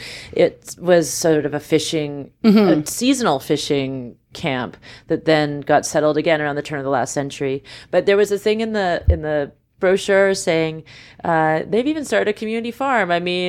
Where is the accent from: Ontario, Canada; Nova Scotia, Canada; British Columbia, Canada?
British Columbia, Canada; Vancouver; I mean, I'm from Vancouver and I grew up there and there were things I kind of didn't notice.